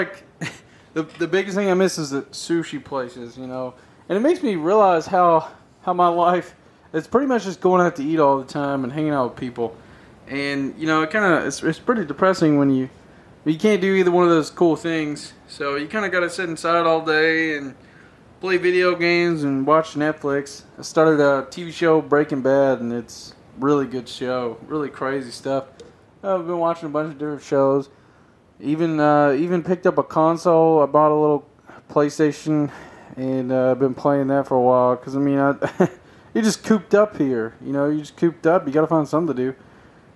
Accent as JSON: {"language": "English", "town": "Nashville", "region": "Tennessee", "country": "United States", "said": "I'm from Tennessee, around the Nashville area."}